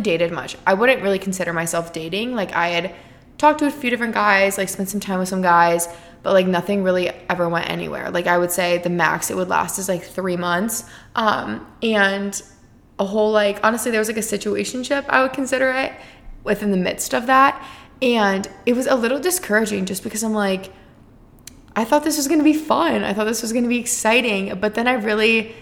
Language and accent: English; Iowa, United States; moved away as an adult; now in Arizona, United States; from my hometown